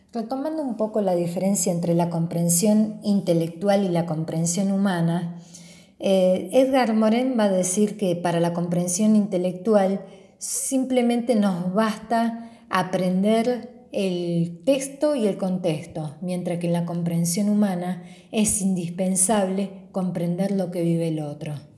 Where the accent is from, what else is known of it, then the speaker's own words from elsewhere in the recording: Argentina; nosotros los argentinos